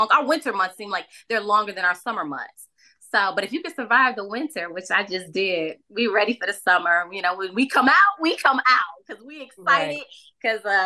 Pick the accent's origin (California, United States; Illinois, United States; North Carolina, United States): Illinois, United States; Chicago; I'm from the Shy, from the South Side of Chicago